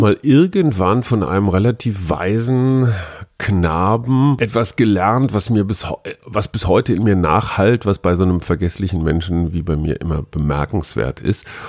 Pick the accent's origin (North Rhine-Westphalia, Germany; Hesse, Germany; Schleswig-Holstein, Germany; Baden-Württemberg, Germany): North Rhine-Westphalia, Germany; Ich bin Westfale